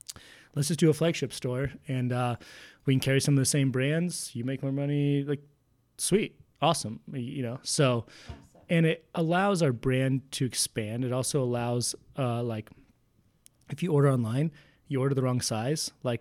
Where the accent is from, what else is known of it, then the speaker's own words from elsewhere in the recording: Spokane, Washington, United States; Yeah, that's what people think we're from, Portland or Seattle. And like when they find out we're from Spokane, it's pretty sweet.